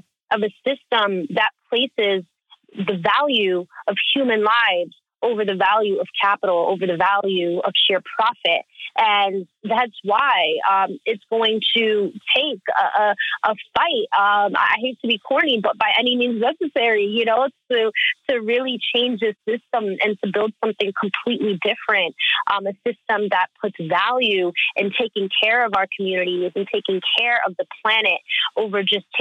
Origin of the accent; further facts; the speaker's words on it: New Jersey, United States; a little kid growing up in North Jersey